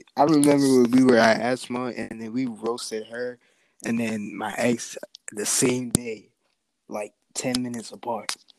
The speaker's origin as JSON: {"language": "English", "country": "United States", "tie": "born or raised there", "also_born_or_lived": "New York City, United States", "lives_now": "Boston, United States", "said": "I was born in New York, raised in both um, New York and Boston"}